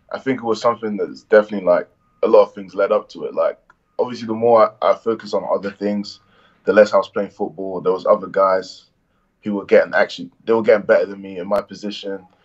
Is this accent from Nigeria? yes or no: yes; Nigeria; accent: Irish; I'm Nigerian and I was around Nigerians. I was living in Essex, so I was around a lot of Nigerians. But one thing was like I was a black kid with an Irish accent